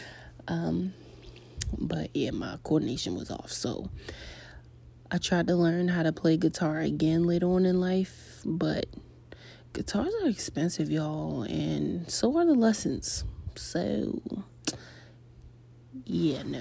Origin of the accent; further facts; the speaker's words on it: Baltimore, Maryland, United States; I'm a millennial from Baltimore